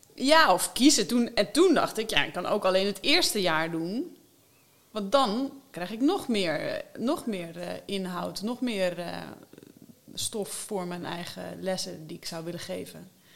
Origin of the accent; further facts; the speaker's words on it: Alkmaar, North Holland, Netherlands; moved away; also born or lived in Amsterdam / Wageningen; Mijn leven begon in Alkmaar in het ziekenhuis.